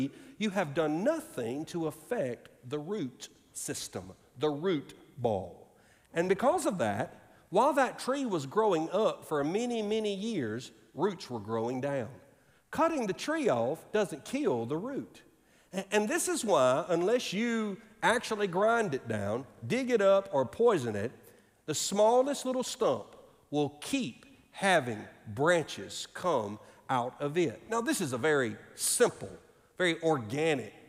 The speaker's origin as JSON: {"language": "English", "region": "Alabama", "country": "United States", "tie": "born or raised there", "said": "In my home state of Alabama"}